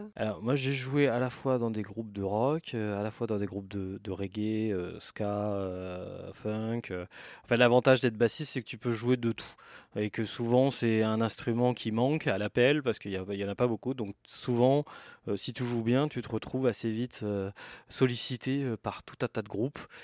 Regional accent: Yvelines, Île-de-France, France; je suis né, j'ai grandi en France.

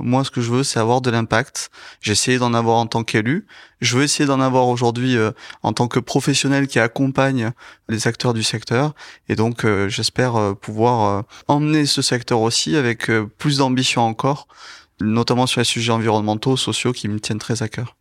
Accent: Toulouse, Occitania, France; je suis toulousain

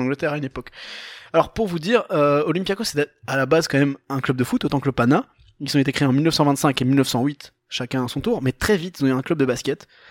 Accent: Portugal; Moi, en tant que portugais

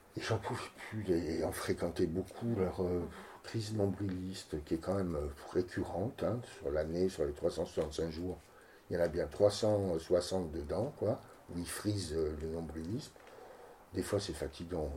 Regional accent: Cannes, Provence-Alpes-Côte d'Azur, France; moved away as an adult; also born or lived in Nice / Paris / Marseille; now in Saint-Brès, France; je suis né à Cannes, j'ai fait mes études à Nice, je suis parti à Paris travailler comme danseur

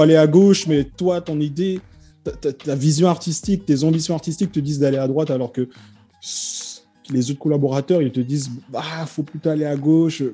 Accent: French Guiana; moi en fait je viens de Guyane

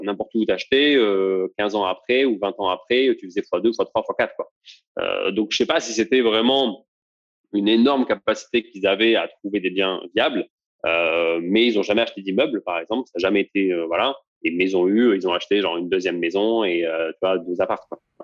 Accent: Toulouse, Occitania, France; moved away as an adult; also born or lived in Bordeaux / Île-de-France; j'ai grandi en banlieue toulousaine. je suis resté là-bas pendant bah, toutes mes, en fait, depuis que je suis né jusqu'à la fin de mes études.

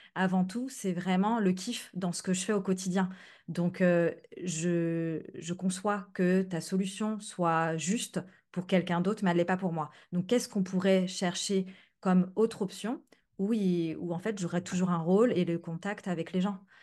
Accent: France; now in Netherlands; j'habite aux Pays-Bas mais je suis française

